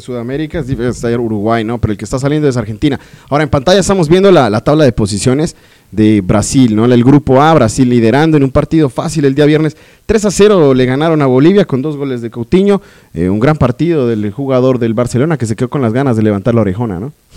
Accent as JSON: {"language": "Spanish", "country": "Colombia", "said": "soy colombiano"}